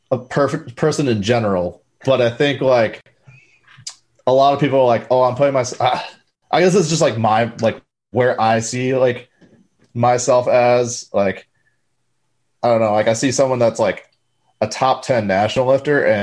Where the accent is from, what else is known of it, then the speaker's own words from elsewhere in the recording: Wisconsin, United States; I, I am from Wisconsin.